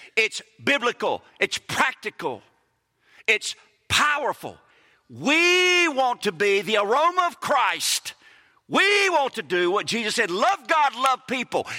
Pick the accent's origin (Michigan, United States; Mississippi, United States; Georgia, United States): Mississippi, United States; We're from Mississippi.